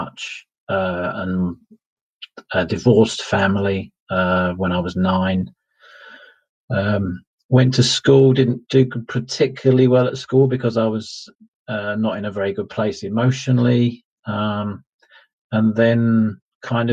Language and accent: English; Ilford, London, United Kingdom; moved away as an adult; also born or lived in Essex; I grew up in a place called Ilford, which is in East London and on the Essex